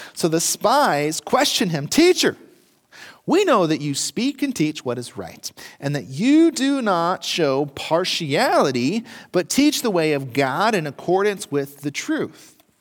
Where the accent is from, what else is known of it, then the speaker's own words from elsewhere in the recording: United States; as Americans